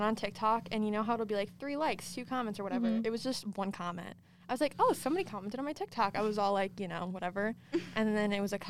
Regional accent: Connecticut, United States; I'm from Connecticut

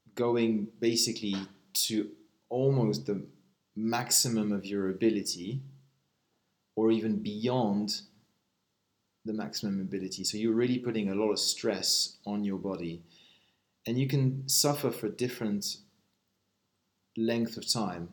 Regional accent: Switzerland; I'm uh, Swiss

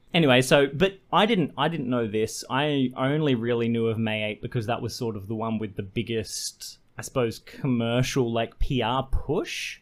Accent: Queensland, Australia; moved away; I grew up in Queensland for my, uh, young formative years

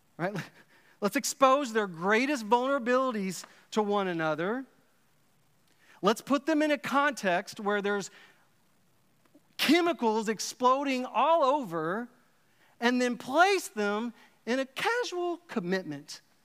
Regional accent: Dallas, Texas, United States; I grew up in Dallas, Texas, uh, in the eighties and nineties

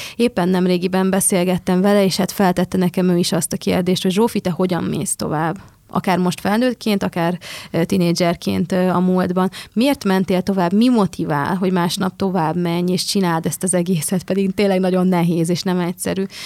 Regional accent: Budapest, Hungary; Én ugye Budapesten születtem, Budapesten jártam gimnáziumba

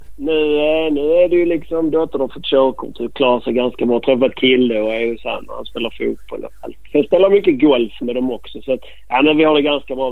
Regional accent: Malmö, Skåne, Sweden; accent: skånska; now in Bromölla, Sweden; Jag är väl mer Malmöbo

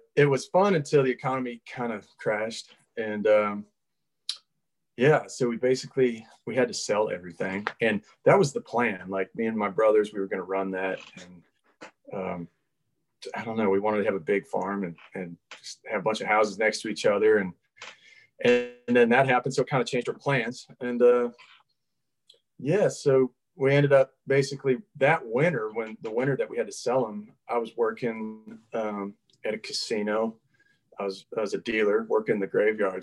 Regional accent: Minnesota, United States; now in Nashville, United States; I grew up in Minnesota

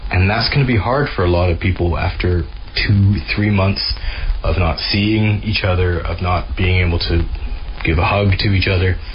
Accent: Canada; moved away as an adult; now in Glasgow, United Kingdom; I'm a Canadian reporter who's been living and working in Glasgow, Scotland for the past 18 years or so.

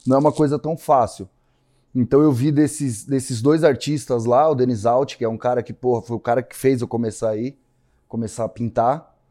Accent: São Paulo, Brazil; Eu sou daqui de São Paulo

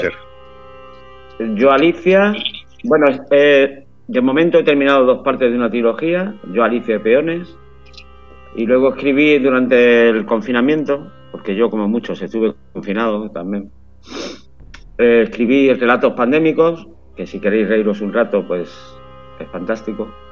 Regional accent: Málaga, Andalusia, Spain; moved away as an adult; now in San Sebastián de los Reyes, Spain; Soy de Málaga, pero por motivos profesionales me fui hace más de 25 años, va a ser ahora. Y vivo en San Sebastián de los Reyes

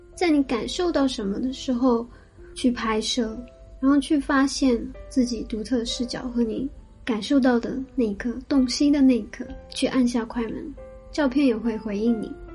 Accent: Shanghai, China; moved away as an adult; also born or lived in Kyoto, Japan; now in Tokyo, Japan; 我是上海长大的，接触摄影的时候应该是小学

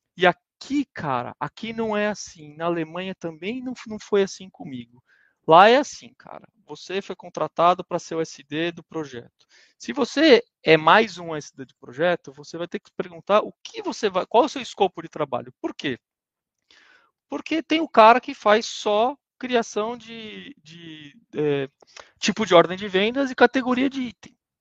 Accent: Brazil; moved away as an adult; also born or lived in Germany; nós como brasileiros

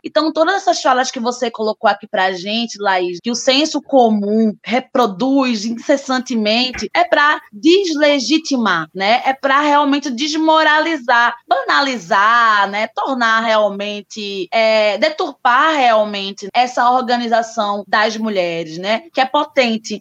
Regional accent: Recife, Pernambuco, Brazil; sou recifense

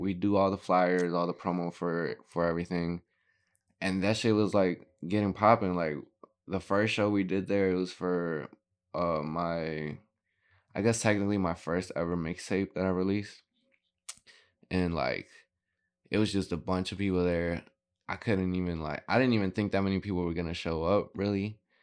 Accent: Gurnee, Illinois, United States; also born or lived in Waukegan, Illinois; I grew up in Gurnee

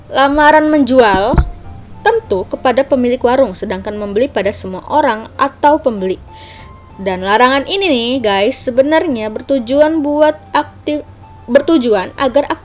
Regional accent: Jakarta, Indonesia; Nah, gue kan anak Betawi nih dan gue banyak mempelajari soal budaya-budaya Betawi.

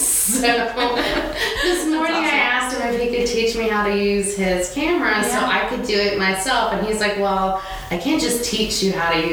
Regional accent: Australia; also born or lived in Malaysia; No, I'm actually from Australia.

